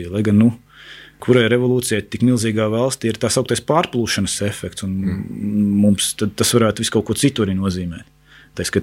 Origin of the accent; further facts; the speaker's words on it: Latvia; Mēs neesam Krievijas krievi, bet mēs esam Latvijas krievi.